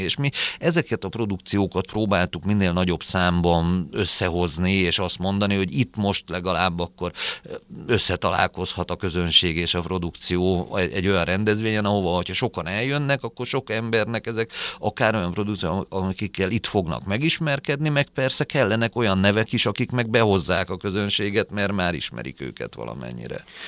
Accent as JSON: {"language": "Hungarian", "region": "Budapest", "country": "Hungary", "tie": "born or raised there", "also_born_or_lived": "Gödöllő", "said": "Először Gödöllön laktunk évekig a családunkkal, aztán amikor elváltak a szüleim, akkor Budapestre költöztünk, mert Budapesten születtem."}